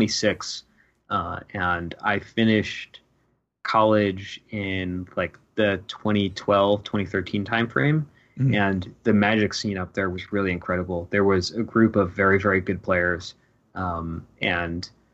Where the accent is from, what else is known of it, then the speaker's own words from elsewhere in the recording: Westchester, New York, United States; also born or lived in Rochester, New York; I'm originally from Westchester, New York, which mm-hmm. is just north of New York City.